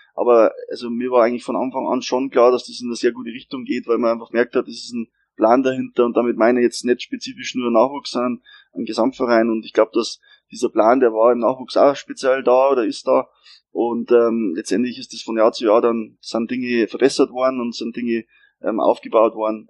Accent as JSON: {"language": "German", "town": "Regensburg", "region": "Bavaria", "country": "Germany", "tie": "born or raised there", "said": "ich bin Regensburger Gebürtiger"}